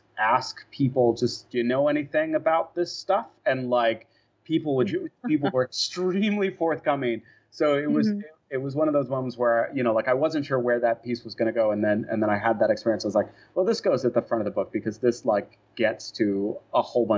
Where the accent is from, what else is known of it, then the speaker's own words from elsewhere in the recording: San Jose, California, United States; moved away as an adult; also born or lived in Oregon; I grew up in San Jose, and I went to school in Oregon near Portland.